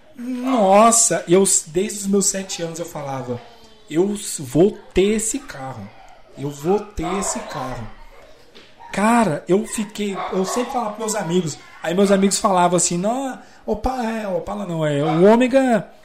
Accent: Cidade Ocidental, Goiás, Brazil; moved away as an adult; also born or lived in Brasília; now in interior of São Paulo, Brazil; Eu sou natural de Brasília. Né? É. moro aqui no interior de São Paulo, já tem uns. Vai pra 7, 8 anos

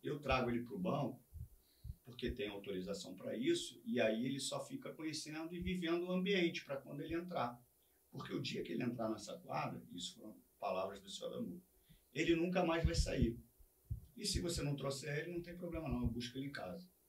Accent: Rio de Janeiro, Brazil; E eu sou de Vista Alegre

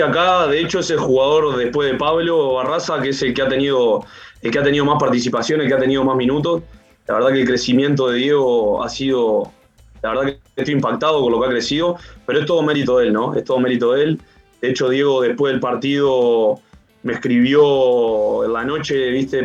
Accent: Uruguay; moved away as an adult; now in Chile; había vuelto a Uruguay, pero obviamente justo a China se tomó la decisión de, no ir y, ya me quedé, me quedé en mi país

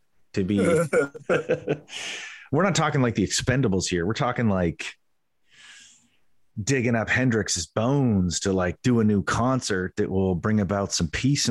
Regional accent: Canada; as a Canadian

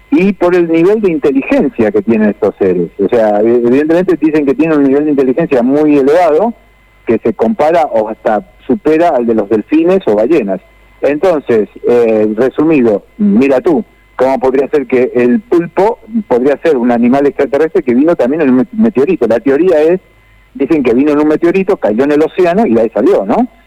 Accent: Rosario, Santa Fe, Argentina; moved away as an adult; also born or lived in Buenos Aires / Spain; now in Barcelona, Spain; nací en Rosario, eh, como el Leo, el Lionel

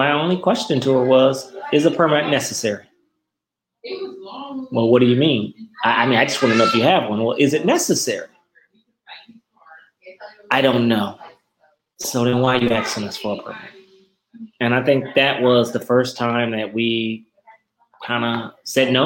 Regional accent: Normandy, Missouri, United States; I grew up on 106 in Normandy and went to Central Park High and Henry Clay Junior High School and Washington High School in my life

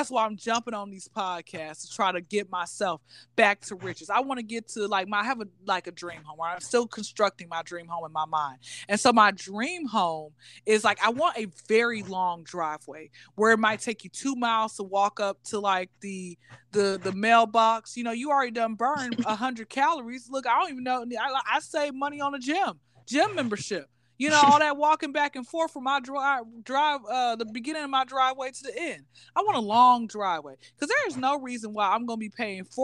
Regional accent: Atlanta, Georgia, United States; born and raised in Atlanta, Georgia, hot Atlanta.

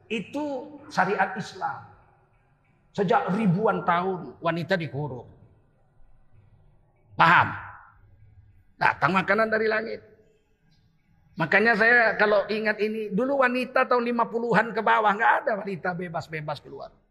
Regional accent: Aceh, Indonesia; Kita orang Aceh, nggak ada laki-laki menyuruh istrinya belanja ke warung, ke pasar.

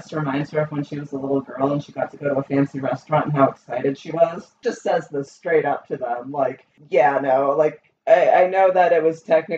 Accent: United States; we're Americans

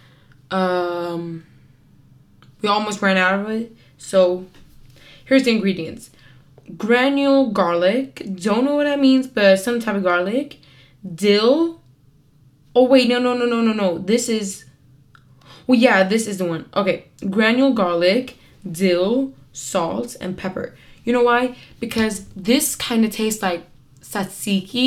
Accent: Kurdistan, Iran; moved away; I'm Kurd from Iran

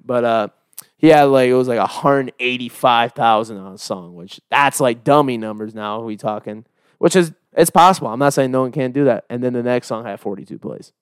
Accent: Iowa, United States; moved away; I'm from Iowa

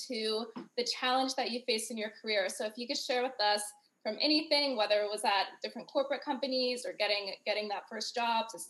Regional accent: Ohio, United States; my experience growing up in Ohio

